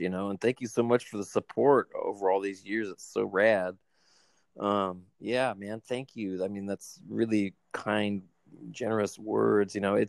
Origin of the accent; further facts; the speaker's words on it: California, United States; like growing up in Southern California